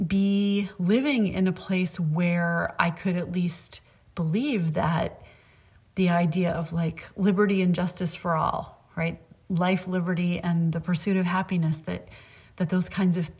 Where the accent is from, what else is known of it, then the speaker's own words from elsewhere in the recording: Concord, Massachusetts, United States; growing up in Concord, Massachusetts, and especially being a kid like 8, 9, 10